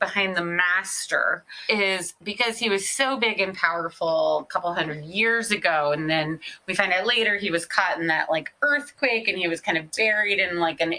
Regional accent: United Kingdom; I'm British, so they'll listen to what I say.

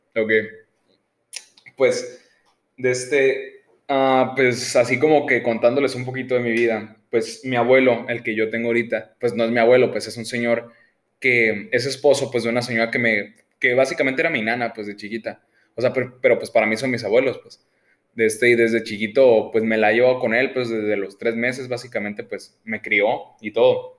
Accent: Sonora, Mexico; como sonorense, muchas veces, así de que sonorense bien, como que estás medio obligado a odiar

